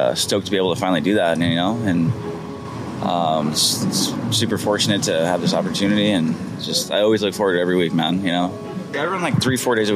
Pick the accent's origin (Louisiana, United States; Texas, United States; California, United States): California, United States; Orange County; I grew up in Orange County, pretty good life upbringing